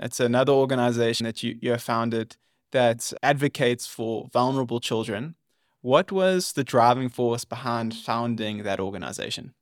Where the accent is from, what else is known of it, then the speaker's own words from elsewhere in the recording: South Africa; my home country